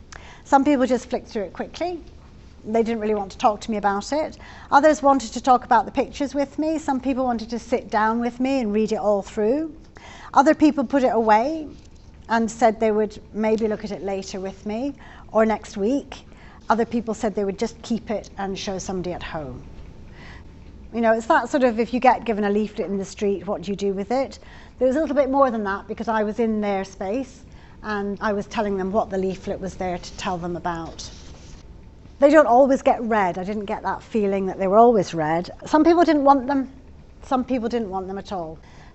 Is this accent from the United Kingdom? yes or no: yes; England, United Kingdom; I'm from England